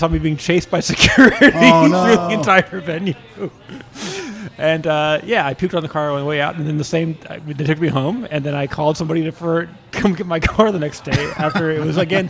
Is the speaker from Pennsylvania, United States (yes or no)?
no; North Dakota, United States; now in Sacramento, United States; I grew up in North Dakota. Middle school, high school years